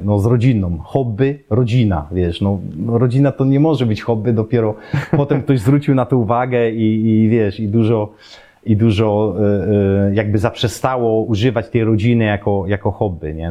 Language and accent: Polish; Poland; moved away as an adult; also born or lived in Germany; wychowałem się na siatkówce w szkole podstawowej, bo akurat był profil tej, tej mojej szkoły, trzynastki w Obrzychu